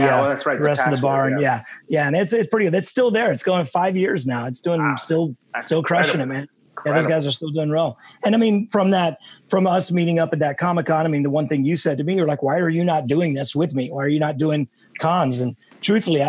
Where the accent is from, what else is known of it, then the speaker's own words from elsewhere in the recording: Dallas, Texas, United States; moved away; So to have, you know, three people coming from my hometown was super cool.